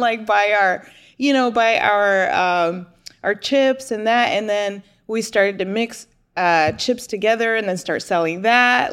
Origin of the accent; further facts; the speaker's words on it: New Jersey, United States; now in Houston, United States; I was born and raised in New Jersey